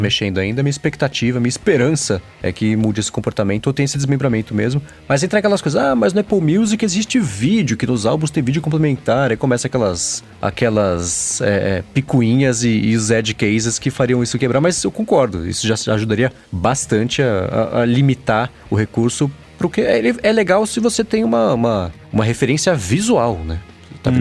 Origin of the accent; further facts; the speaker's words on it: São Paulo, Brazil; eu que sou de São Paulo